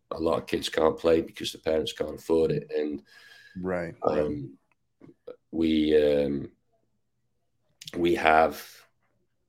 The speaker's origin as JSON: {"language": "English", "town": "Ainsdale", "region": "North West England", "country": "United Kingdom", "tie": "born or raised there", "moved": "yes", "lives_now": "Texas, United States", "said": "I was born near Liverpool. I guess I grew up in a village called Ainsdale."}